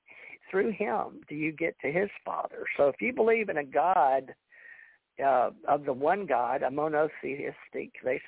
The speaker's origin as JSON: {"language": "English", "region": "Louisiana", "country": "United States", "tie": "born or raised there", "moved": "yes", "lives_now": "Gulf Breeze, United States", "said": "I was born in Louisiana"}